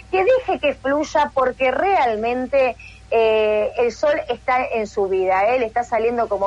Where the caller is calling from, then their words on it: Remedios de Escalada, Buenos Aires Province, Argentina; Soy … de Remedios de Escalada.